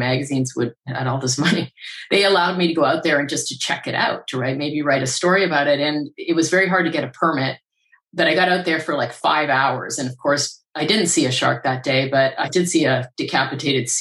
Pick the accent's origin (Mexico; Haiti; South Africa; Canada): Canada; I grew up around lakes in Canada